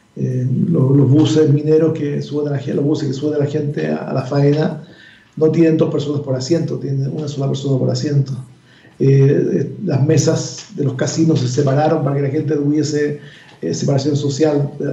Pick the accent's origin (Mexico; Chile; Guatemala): Chile